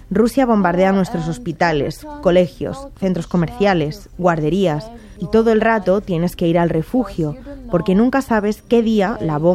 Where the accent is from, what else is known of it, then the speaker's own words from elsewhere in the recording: Chernivtsi, Chernivtsi Oblast, Ukraine; ahora quiero estudiar en mi ciudad de origen, en Chernivtsi, en la Universidad de Medicina, donde estudiaron mi madre y mi tío.